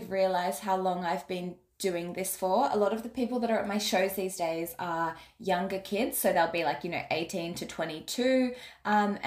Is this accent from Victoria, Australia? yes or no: no; Sydney, New South Wales, Australia; I'm from Sydney, Australia, born and bred Sydney gal